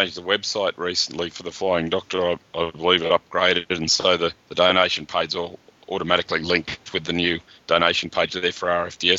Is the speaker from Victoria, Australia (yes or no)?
no; Parramatta, New South Wales, Australia; I remember being a schoolboy growing up near Parramatta